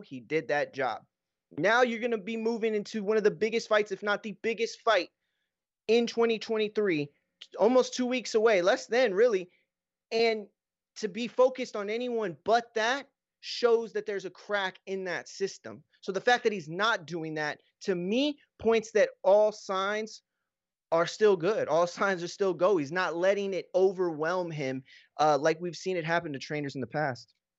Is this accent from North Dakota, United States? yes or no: no; Texas, United States; growing up in Texas